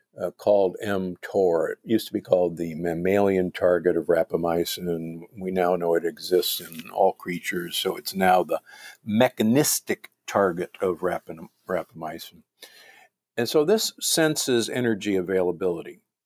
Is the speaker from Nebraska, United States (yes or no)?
yes; Omaha, Nebraska, United States; also born or lived in Milwaukee; I grew up in Omaha and Milwaukee. So I grew up the beef state is what Nebraska is called.